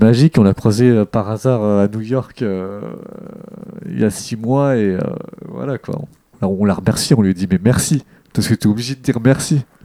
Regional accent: Deuil-la-Barre, Île-de-France, France; quand j'étais jeune dans le Val d'Oise, à Deuil la Barre

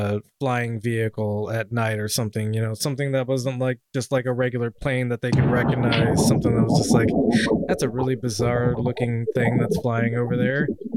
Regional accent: Washington, United States; I grew up in Washington.

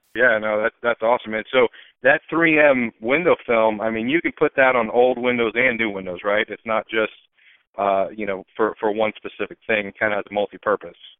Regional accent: Tampa, Florida, United States; I was born and raised in Tampa.

